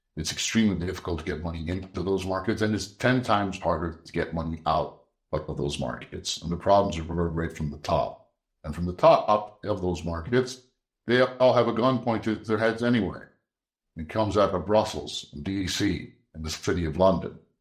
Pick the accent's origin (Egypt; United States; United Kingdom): Egypt; moved away; And I was born in Egypt.